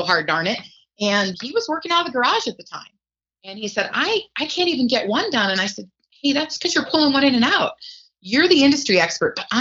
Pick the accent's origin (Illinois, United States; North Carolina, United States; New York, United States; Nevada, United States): Nevada, United States; Reno; we're from the Reno-Sparks area in Nevada. That's up in northern Nevada.